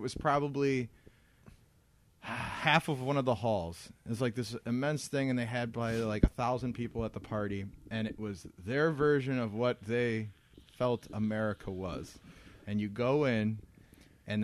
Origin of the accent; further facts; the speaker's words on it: United States; I'm from the United States, and I don't speak a lick of German.